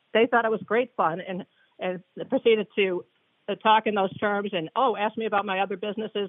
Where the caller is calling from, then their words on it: Maryland, United States; I'm calling from Maryland.